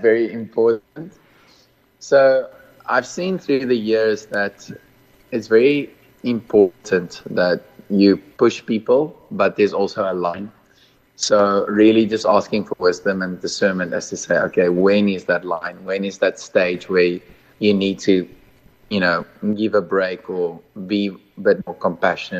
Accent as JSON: {"language": "English", "country": "Mozambique", "tie": "born or raised there", "also_born_or_lived": "Malawi", "moved": "yes", "lives_now": "near Cape Town, South Africa", "said": "I grew up in Mozambique, was born in Malawi, and currently residing in Midwest near Cape Town."}